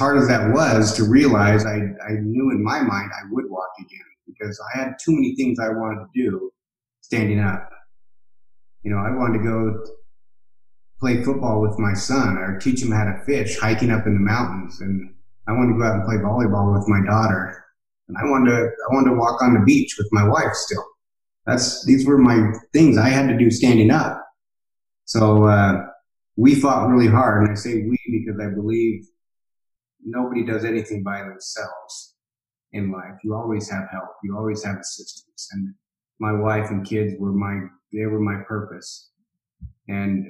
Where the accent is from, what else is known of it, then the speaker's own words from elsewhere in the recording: Boise, Idaho, United States; I'm from Boise, Idaho